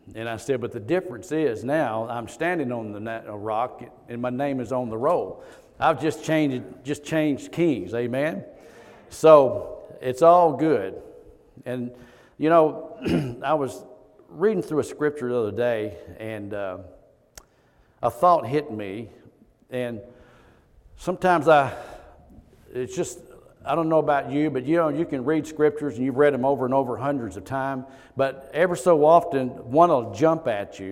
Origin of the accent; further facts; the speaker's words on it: Kentucky, United States; moved away as an adult; now in Texas, United States; We moved here from Kentucky. And so that's where we're from